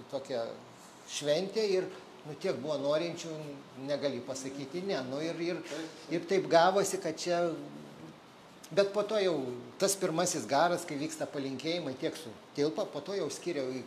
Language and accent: Lithuanian; Lithuania; mes, lietuviai, turim unikalų dalyką